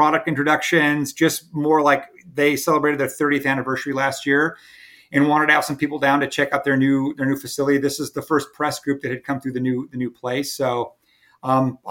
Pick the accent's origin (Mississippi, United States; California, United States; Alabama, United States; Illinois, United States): California, United States; now in Myrtle Beach, United States; I grew up in California